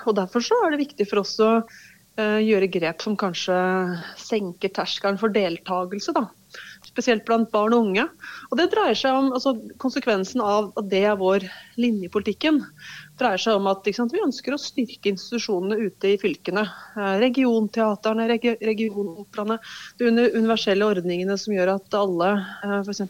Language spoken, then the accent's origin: Norwegian; Hedmarken, Innlandet, Norway; på Hedmarken der jeg kommer fra.